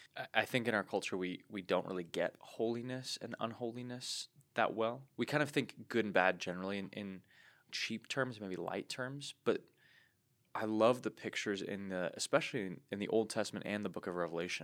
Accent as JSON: {"language": "English", "country": "United States", "said": "us as American Christians"}